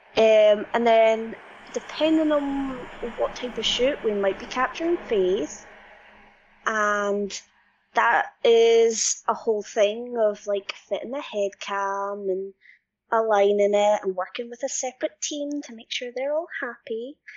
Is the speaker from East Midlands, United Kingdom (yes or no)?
no; Scotland, United Kingdom; I'm Scottish and I am a motion capture specialist.